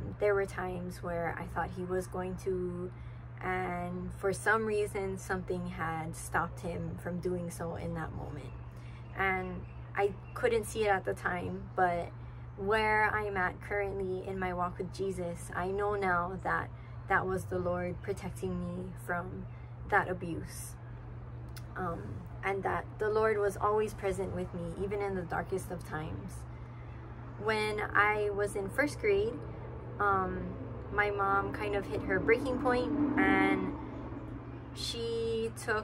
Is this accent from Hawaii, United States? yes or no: yes; Hilo, Hawaii, United States; I was born and raised in Hilo on the Big Island in a big family.